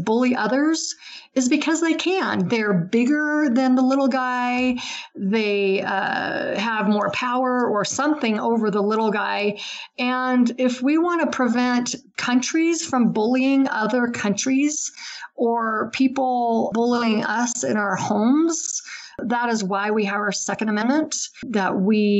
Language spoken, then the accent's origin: English; Utah, United States; here in the Ogden area of Utah